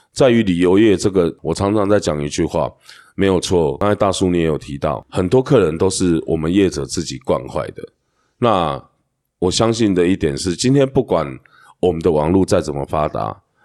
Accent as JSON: {"language": "Chinese", "region": "Hualien County", "country": "Taiwan", "said": "我们花莲人"}